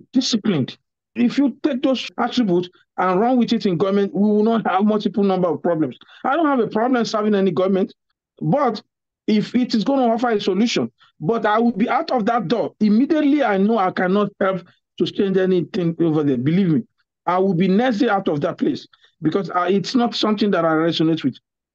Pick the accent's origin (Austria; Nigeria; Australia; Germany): Nigeria; now in United States; a Nigerian